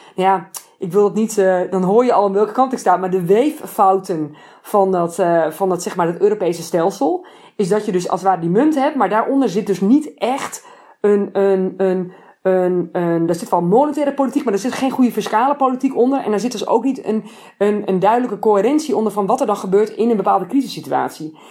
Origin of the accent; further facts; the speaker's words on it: Netherlands; now in Italy; als een Nederlander